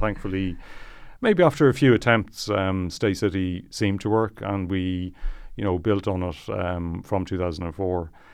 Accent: Malahide, Leinster, Ireland; I'm from Malahide

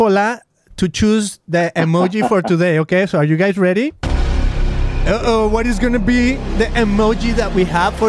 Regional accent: Guadalajara, Jalisco, Mexico; I'm from Mexico, from Guadalajara, Mexico

